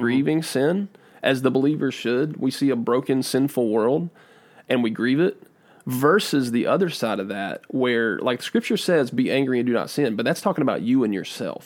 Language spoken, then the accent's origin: English; United States; I'm from Davidson County